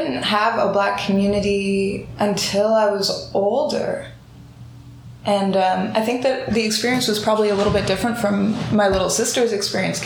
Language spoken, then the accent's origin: English; Vancouver, British Columbia, Canada; as black girls growing up in Vancouver, myself and my little sister